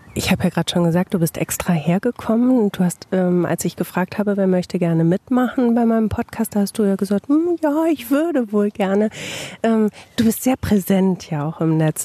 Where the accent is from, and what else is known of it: Bielefeld, North Rhine-Westphalia, Germany